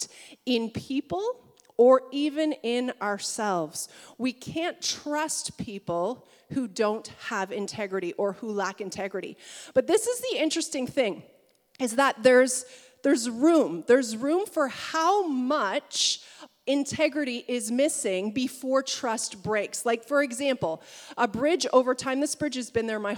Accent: Niagara region, Ontario, Canada; growing up in the Niagara region

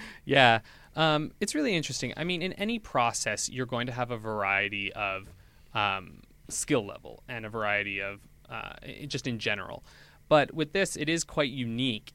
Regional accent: New Brunswick, Canada; moved away as an adult; now in Edmonton, Canada; I'm from New Brunswick. I'm not from Edmonton

